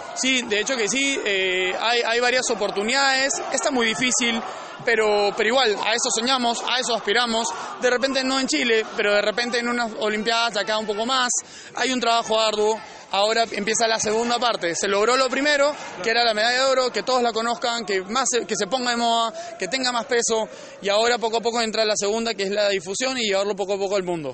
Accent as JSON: {"language": "Spanish", "country": "Peru", "said": "todos los peruanos"}